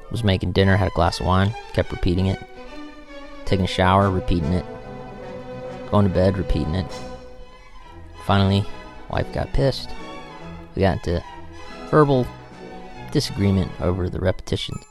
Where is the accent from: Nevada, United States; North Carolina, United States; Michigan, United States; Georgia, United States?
Georgia, United States; I am from Georgia, and everybody else in my family is from Georgia for like 250 years, maybe longer